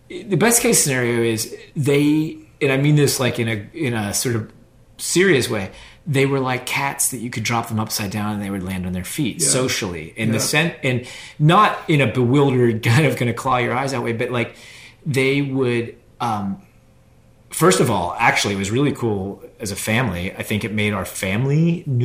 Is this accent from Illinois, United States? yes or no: no; Pittsburgh, Pennsylvania, United States; moved away as an adult; now in Durham, United States; I was born and raised in Pittsburgh, Pennsylvania, same house